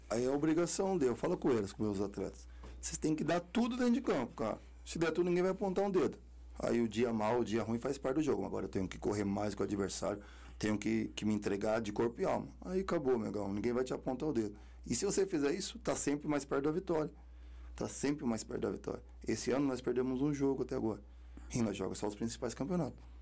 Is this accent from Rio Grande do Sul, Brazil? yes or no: no; Carapicuíba, São Paulo, Brazil; eu também vim da Cob 5 lá de Carapicuíba